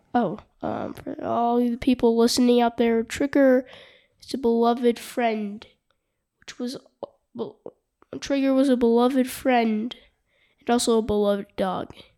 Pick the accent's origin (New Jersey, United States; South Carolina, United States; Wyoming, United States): Wyoming, United States; Jackson; from Jackson Hole